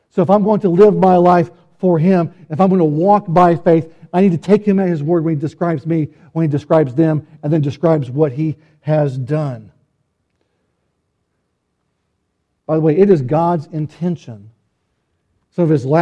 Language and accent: English; Fayetteville, Arkansas, United States; I was born in Fayetteville, Arkansas, to a man who would be a pastor